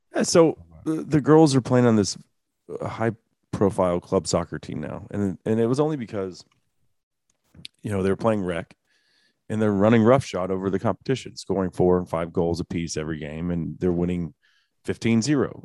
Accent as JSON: {"language": "English", "town": "Dallas", "region": "Texas", "country": "United States", "tie": "born or raised there", "said": "Growing up in the Dallas area, which is a soccer hotbed"}